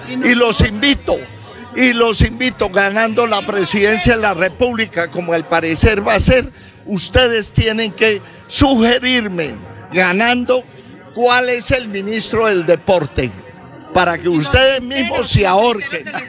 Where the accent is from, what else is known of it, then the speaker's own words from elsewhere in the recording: Piedecuesta, Santander, Colombia; yo soy de allá en la Nueva Candelaria, Piedecuesta